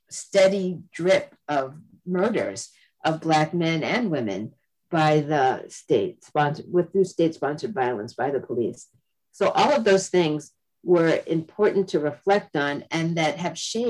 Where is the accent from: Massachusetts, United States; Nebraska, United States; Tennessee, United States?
Massachusetts, United States; also born or lived in Florida; I myself was born in the South, but I grew up in New England. I grew up in Massachusetts